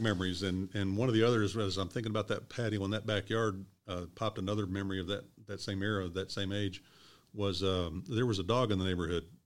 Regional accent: Louisville, Kentucky, United States; also born or lived in Evansville, Indiana; I was born in Evansville, and I grew up in Louisville

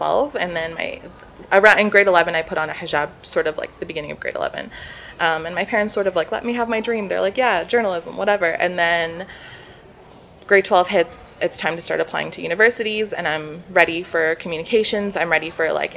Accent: Calgary, Alberta, Canada; I am born and raised in Calgary

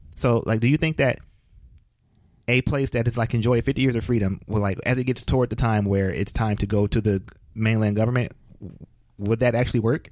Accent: United States

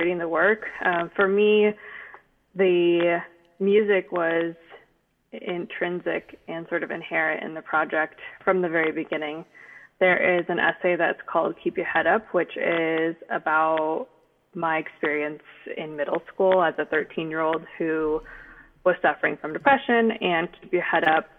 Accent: Bay Area, California, United States; I grew up in the Bay Area

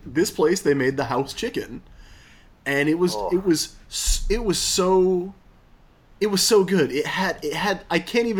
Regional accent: Cincinnati, Ohio, United States; moved away; I'm from Cincinnati. Like, I was born there. Like, all my family's there

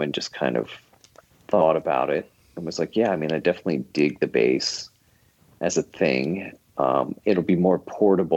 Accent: Philadelphia, Pennsylvania, United States; pretty much born and raised in Philadelphia area. I was born just outside of Philadelphia

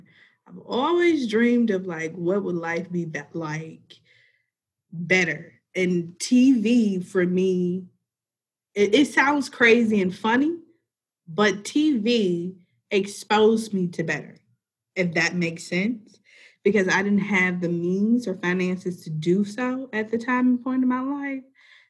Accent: Memphis, Tennessee, United States; I am from Memphis.

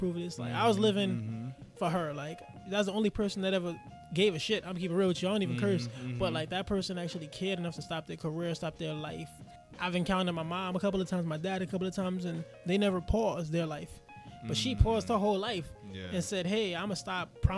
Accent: New York City, New York, United States; I'm from Bed-Stuy, Brooklyn. I'm from Roosevelt Projects, to be exact.

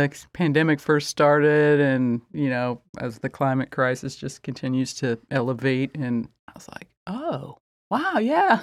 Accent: rural Indiana, United States; born or raised there

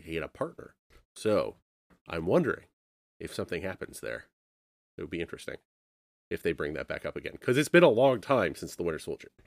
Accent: Canada; I'm a Canadian.

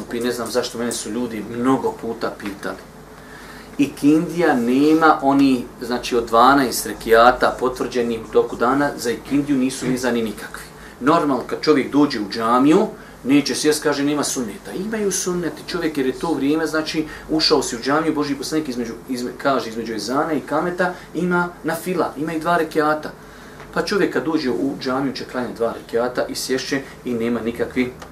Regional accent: Bosnia & Herzegovina

